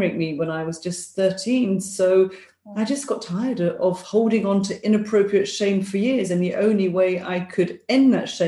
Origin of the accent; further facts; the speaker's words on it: London, United Kingdom; moved away as an adult; now in Glasgow, United Kingdom; I'm a Londoner living up in Scotland.